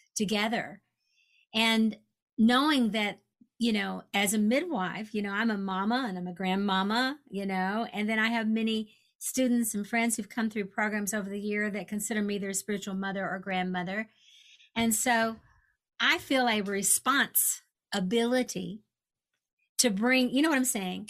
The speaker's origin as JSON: {"language": "English", "region": "Kentucky", "country": "United States", "tie": "born or raised there", "said": "I grew up in Kentucky, so I'm aware of the you know the uh, Derby"}